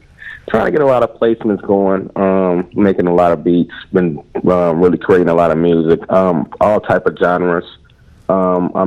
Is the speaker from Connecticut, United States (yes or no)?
no; Chicago, Illinois, United States; I am a producer from Chicago.